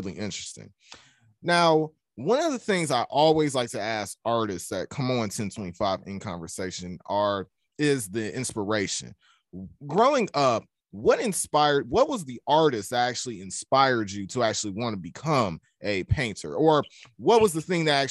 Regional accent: Atlanta, Georgia, United States; when I was growing up, like me personally, I'm from Atlanta, Georgia

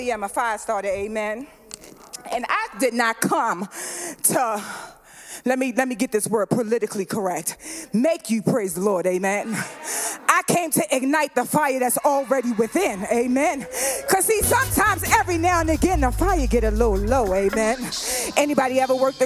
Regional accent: the South, United States; I'm from the South

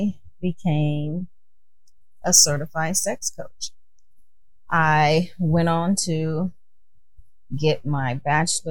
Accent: Chicago, Illinois, United States; moved away as an adult; now in California, United States; I'm originally from Chicago, born and raised, living in California now

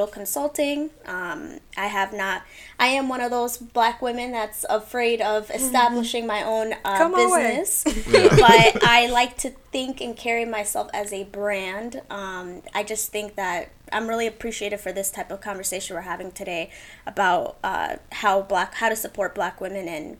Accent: Minneapolis, Minnesota, United States; I'm from South Minneapolis

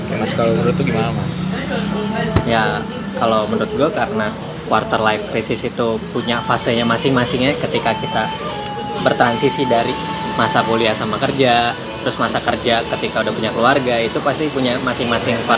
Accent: Jakarta, Indonesia; Orang Jakarta.

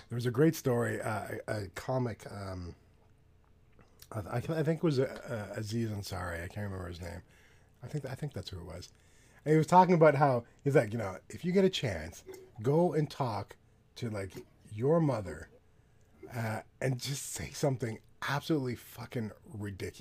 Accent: Canada; I'm from Canada

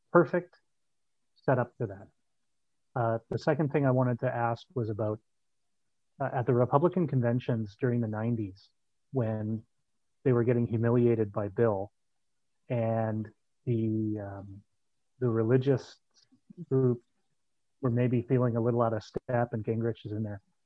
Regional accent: Canada; as a Canadian

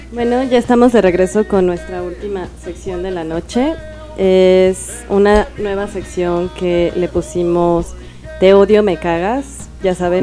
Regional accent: Mexico City, Mexico; los que somos de la Ciudad de México

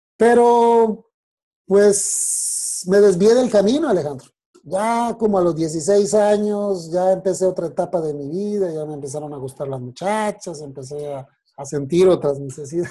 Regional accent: Bogotá, Colombia; moved away as an adult; also born or lived in Monterrey, Mexico / Torreón, Mexico; now in Mexico; yo nací el 19 de marzo de 1974 en la ciudad de Bogotá, Colombia

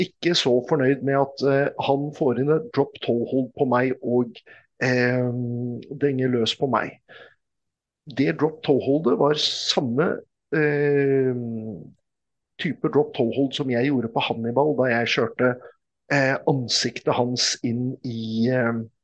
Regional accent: Oslo, Norway; also born or lived in Mortensrud; jeg er jo fra Oslo

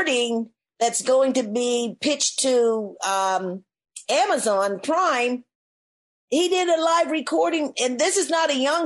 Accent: Nova Scotia, Canada; being Black growing up in Nova Scotia

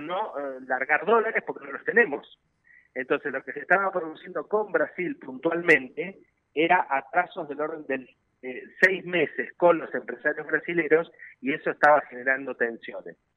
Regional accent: Argentina

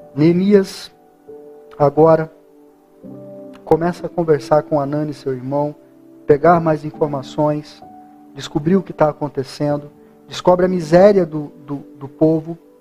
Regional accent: Brazil

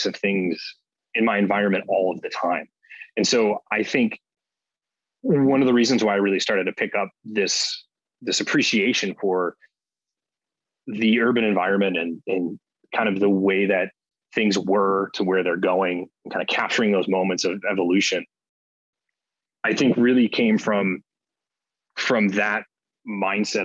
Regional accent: Cleveland, Ohio, United States; now in Chicago, United States; I grew up in Cleveland, Ohio

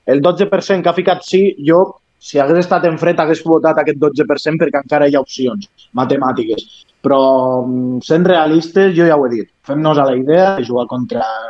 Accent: Lleida, Catalonia, Spain

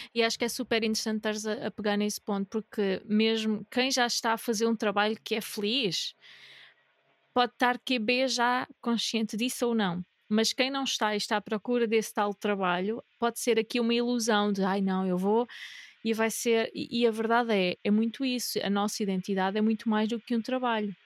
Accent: Algarve, Portugal; also born or lived in North of Portugal; now in Northern Portugal, Portugal; Eu sou do Algarve a viver no Norte

